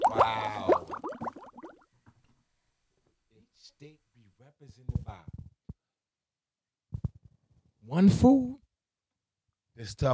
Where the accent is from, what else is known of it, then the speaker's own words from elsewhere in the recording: East Coast, United States; I'm from the East Coast